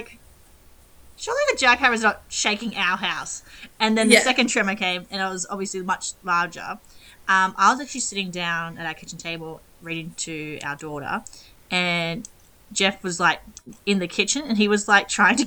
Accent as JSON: {"language": "English", "country": "Australia", "tie": "born or raised there", "said": "growing up in Australia, you get educated on, I guess, deadly animals, the ocean, the sun"}